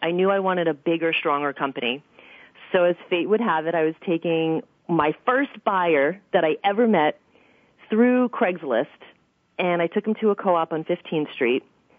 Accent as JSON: {"language": "English", "town": "New York City", "region": "New York", "country": "United States", "tie": "born or raised there", "said": "I am born and raised in Queens, Forest Hills."}